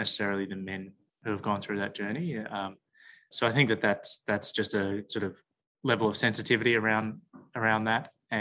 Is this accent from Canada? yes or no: no; Melbourne, Victoria, Australia; I grew up in Melbourne